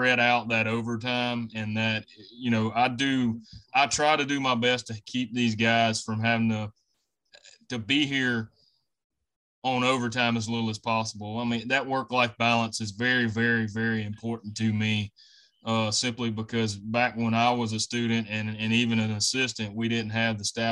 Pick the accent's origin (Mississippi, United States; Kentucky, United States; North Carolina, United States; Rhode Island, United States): Mississippi, United States; Belzoni; also born or lived in Starkville, Mississippi; I'm originally from Belzona, Mississippi, which is over in the Delta.